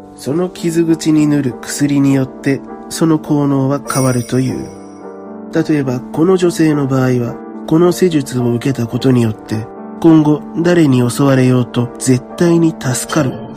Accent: Japan; 僕が安全な日本で生まれ育ったからなのかもしれないね

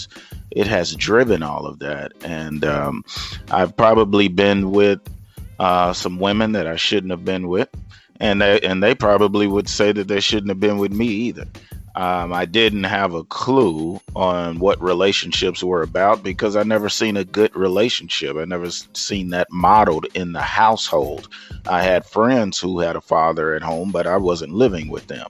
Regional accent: Lufkin, Texas, United States; I am originally from East Texas, Lufkin, Texas

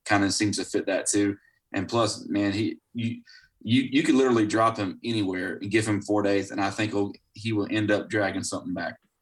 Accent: Florida, United States; I was born and raised in Florida

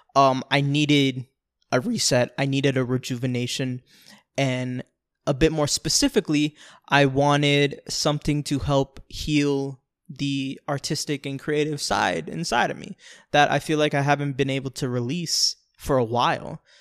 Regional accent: Orlando, Florida, United States; also born or lived in Bronx, New York; That's where I've lived ever since I was six years old up to twenty-two when I moved out

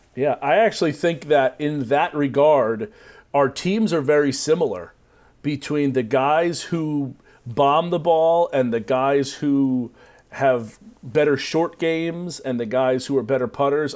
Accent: United States; I'm American

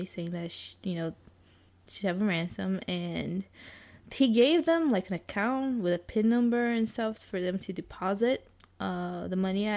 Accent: São Paulo, Brazil; English is a second language; moved away as an adult; now in Orlando, United States; São Paulo, it's my hometown, right? I lived most of my life there

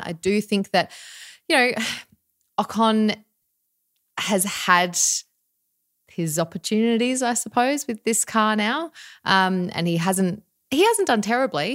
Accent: Australia; we are Australian

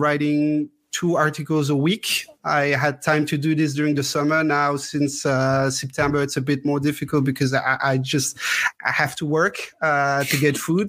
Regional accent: Strasbourg, Grand Est, France; also born or lived in Grenoble; I'm from Strasbourg, almost born and bred here. I was not born in Strasbourg. I was born in Grenoble, actually, because my parents had to move to Grenoble for work. And right after I was born, they moved back to Strasbourg.

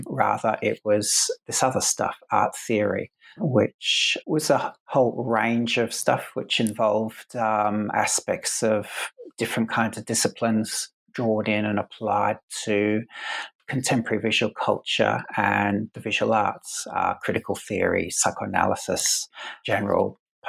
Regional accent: Adelaide, South Australia, Australia; So I went to a school of art in where I grew up in Adelaide in South Australia, mm-hmm. where I am now, in fact.

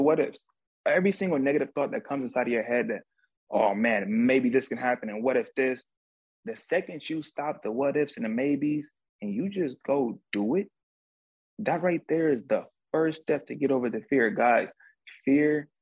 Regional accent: Cleveland, Ohio, United States; I grew up in a hood growing up in one of the most dangerous places in the United States, Cleveland, Ohio

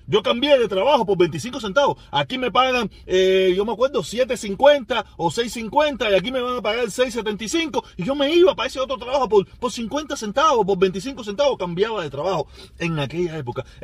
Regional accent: Cuba; moved away; Yo cuando salí de Cuba, yo salí tan con tanto deseo de irme de Cuba, con con tanto rencor, con tanto odio

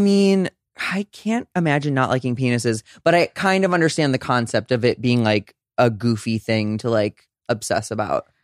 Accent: St. Louis, Missouri, United States; moved away; I'm from Saint Louis, Missouri

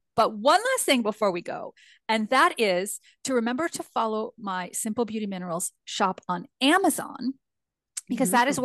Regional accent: Northern California, United States; accent: northern California; as a Californian

